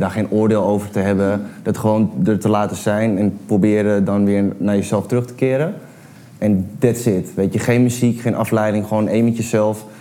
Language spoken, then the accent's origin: Dutch; Amsterdam, North Holland, Netherlands; ik ben een, een Amsterdams jongen, ik ben opgegroeid aan de bruine, bruine bar